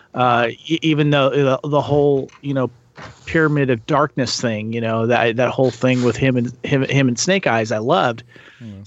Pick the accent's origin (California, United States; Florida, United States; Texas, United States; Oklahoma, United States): California, United States; Santa Barbara; I grew up in Santa Barbara, California